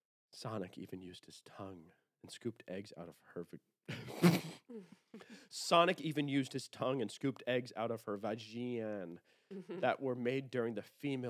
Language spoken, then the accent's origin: English; Fairfield, Connecticut, United States; Fairfield, Connecticut.